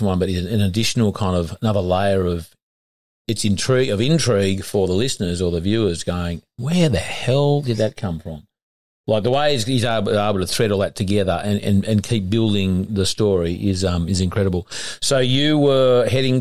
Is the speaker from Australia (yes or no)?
yes; Boorowa, New South Wales, Australia; I'm from Boorowa